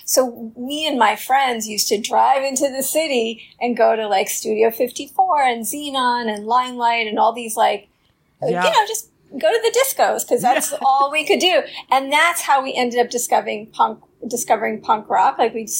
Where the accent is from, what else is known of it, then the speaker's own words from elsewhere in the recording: New York City, New York, United States; I'm from Queens. My father was a New York City taxi driver. So, like, really, really New York.